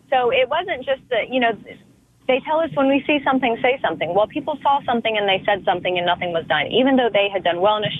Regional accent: the South, United States; I grew up in the South in a very responsible gun owning household

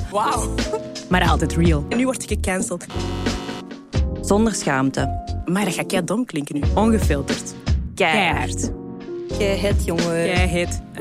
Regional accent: Weelde, Flanders, Belgium; mijn mama is een Hollands. Eh, ik ben opgegroeid in Weelde, in de Kempen. Dat is zo acht kilometer van de grens of zo. En mijn moeder die was van Baarle-Hertog.

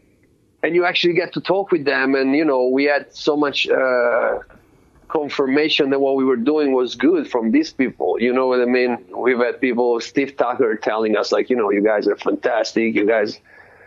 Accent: Florence, Tuscany, Italy; moved away as an adult; also born or lived in London; now in Oakland, United States; I was born in Florence, Italy

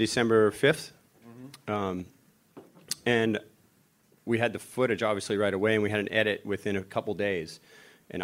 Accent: Florida, United States; I grew up in Florida

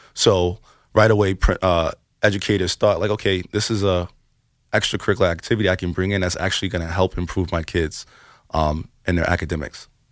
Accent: New York City, New York, United States; we're from the Bronx

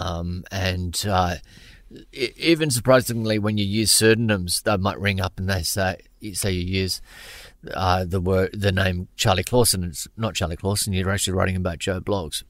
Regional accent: Brisbane, Queensland, Australia; when I was growing up in Brisbane in the, um, going to school in Brisbane in the late eighties, early nineties

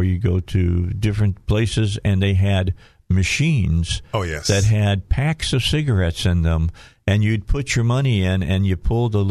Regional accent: outside of Gary, Indiana, United States; I grew up outside of Gary, Indiana

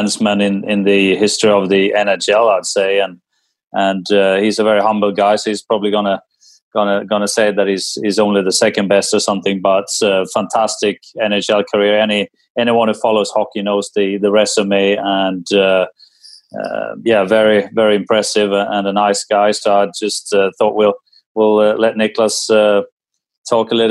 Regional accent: Sweden; growing up in Sweden

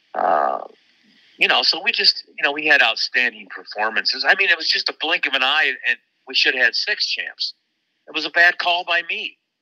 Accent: Waterloo, Iowa, United States; my hometown of Waterloo Cedar Falls at the University of Northern Iowa

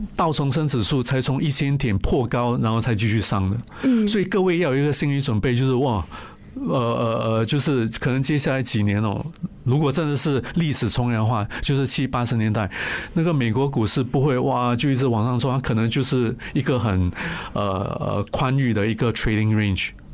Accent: Singapore; 我是新加坡人，我就会去买新加坡的银行啊、D B S、O C B C、U O B

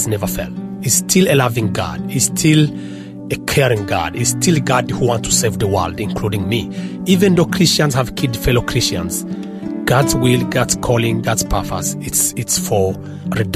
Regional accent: DR Congo; moved away as an adult; also born or lived in Rwanda; I lived in Congo from when I was born until 1995, when I went to Rwanda for the very first time

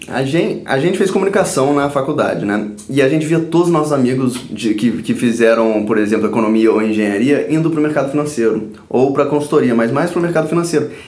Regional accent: Brazil; also born or lived in Stanford, United States; o país onde eu nasci. Eu amo esse país, eu amo o Rio

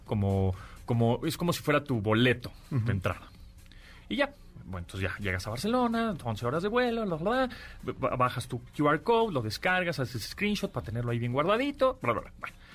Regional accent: Mexico

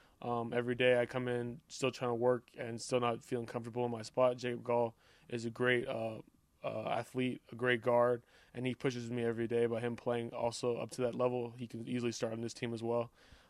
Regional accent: Montreal, Quebec, Canada; now in United States; It was great. My dad was my coach up until I was probably like 13. I thought of it as normal football until I came to the States

